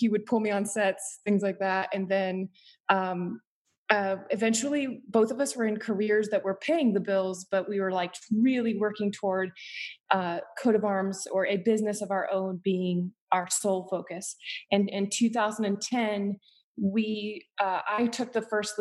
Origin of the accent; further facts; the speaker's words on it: Appalachia, West Virginia, United States; moved away as an adult; also born or lived in Northfield, Minnesota; I grew up in Appalachia, West Virginia, like in the mountains of Appalachia